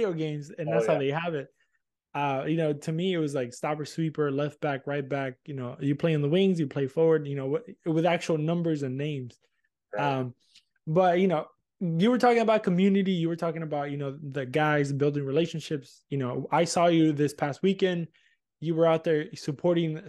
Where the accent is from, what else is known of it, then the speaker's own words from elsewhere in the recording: Argentina; moved away; I grew up in Argentina